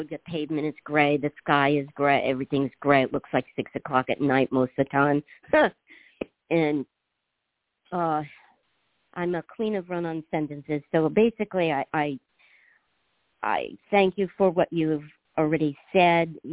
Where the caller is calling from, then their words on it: Washington, United States; I'm uh, on the in Puget Sound, Washington.